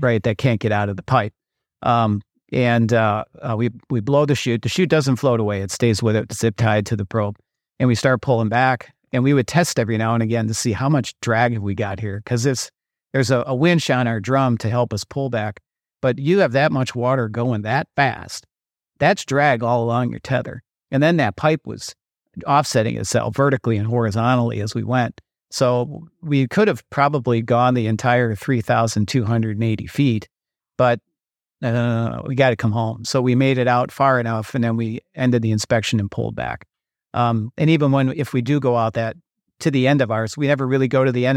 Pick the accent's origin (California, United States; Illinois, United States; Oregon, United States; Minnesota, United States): Minnesota, United States; I'm from Minnesota.